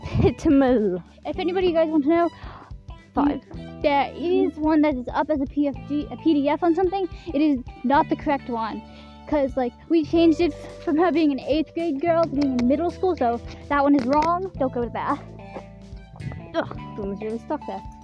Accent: England, United Kingdom; moved away; I, I grew up in England. I came here from England.

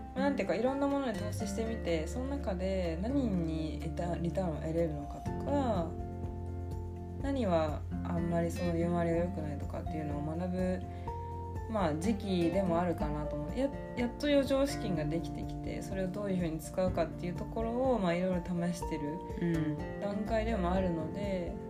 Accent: Osaka, Japan; now in Tokyo, Japan; 地元大阪

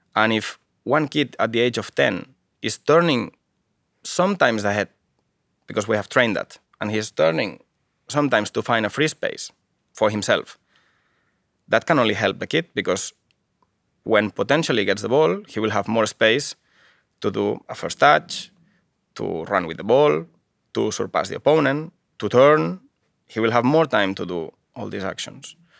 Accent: Barcelona, Catalonia, Spain; English is a second language; moved away as an adult; also born or lived in Japan; now in Finland; I am from Barcelona, from Catalonia, one part of Spain at the moment.

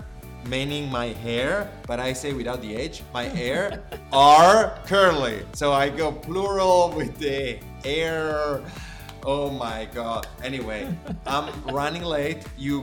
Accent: Finland; accent: Finnish; English is a second language; But my point is that I should get rid of my Finnish accent. That's my goal. Or Italian accent.

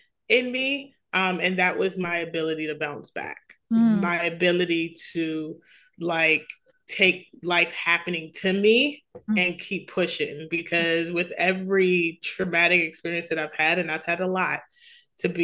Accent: New York City, New York, United States; I grew up in Queens, New York

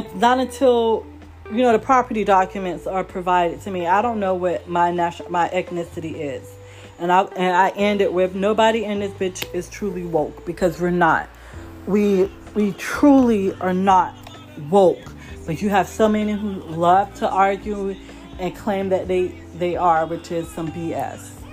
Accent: United States; we're American

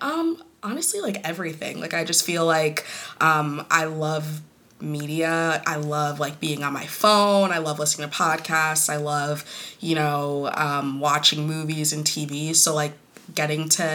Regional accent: United States; Growing up Kenyan American

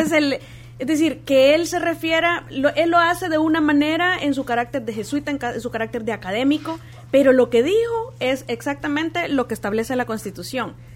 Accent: El Salvador; nosotros como salvadoreños

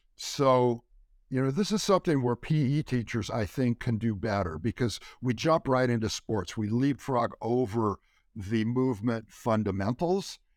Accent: California, United States; I grew up in California

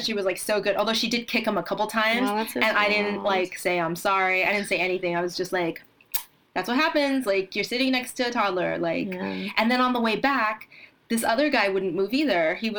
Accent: New Jersey, United States; I am from New Jersey.

